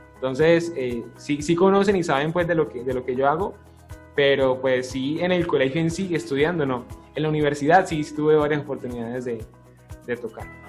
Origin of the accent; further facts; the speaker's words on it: Florida, Valle del Cauca, Colombia; also born or lived in Palmira, Colombia; yo soy eh, de natalidad palmireña, realmente, pero yo me siento floridano, a mí me preguntan de dónde soy, yo soy de Florida. Eh, me crié desde muy chiquito en el barrio El Fajardo